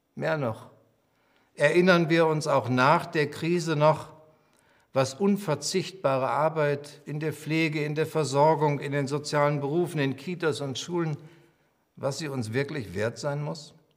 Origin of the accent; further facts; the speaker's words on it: Germany; sind wir Deutsche